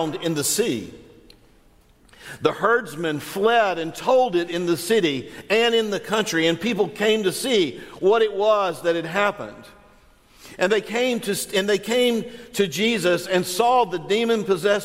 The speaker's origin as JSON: {"language": "English", "region": "Northwest Florida", "country": "United States", "said": "I'm from Northwest Florida"}